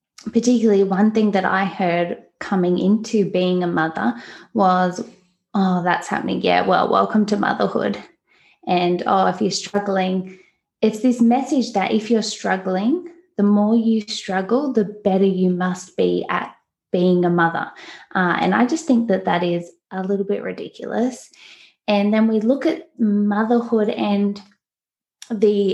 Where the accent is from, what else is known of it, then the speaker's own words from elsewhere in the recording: Newcastle, New South Wales, Australia; I'm obviously from Australia, from the East Coast, a beautiful place called Newcastle that I think is paradise